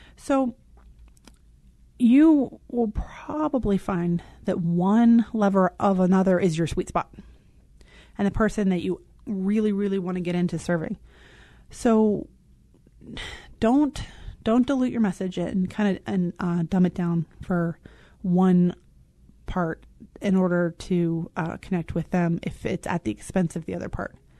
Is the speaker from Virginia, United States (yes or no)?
yes; Richmond, Virginia, United States; moved away; I miss the South. I'm from Richmond, Virginia